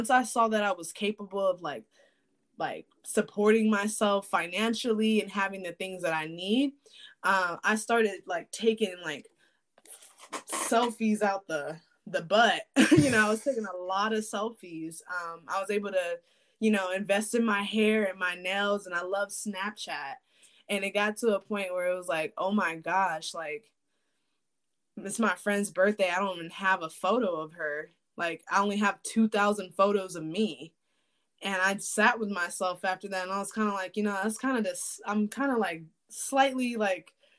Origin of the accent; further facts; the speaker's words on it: Shreveport, Louisiana, United States; also born or lived in San Diego, California; now in Phoenix, Arizona, United States; Born and raised in Shreveport, Louisiana